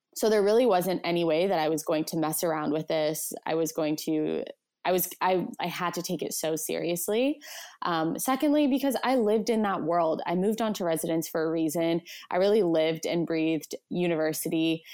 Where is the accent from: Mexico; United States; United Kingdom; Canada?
Canada; Vancouver, British Columbia; I'm from Vancouver, B C, Canada.